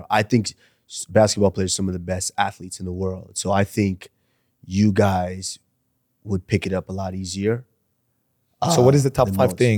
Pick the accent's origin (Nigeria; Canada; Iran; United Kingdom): Nigeria; Because I'm still Nigerian now. I still have a mom and dad which you know I'm, i have to be responsible for for someday.